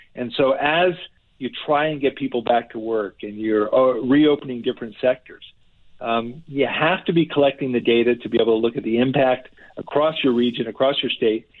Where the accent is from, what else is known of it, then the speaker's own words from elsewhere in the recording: New Jersey, United States; this is my home state. I grew up here.